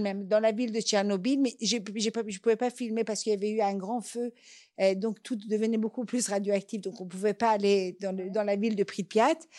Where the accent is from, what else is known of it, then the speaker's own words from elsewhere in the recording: Iran; first language Persian; French is a second language; moved away; ma langue maternelle, qui est le persan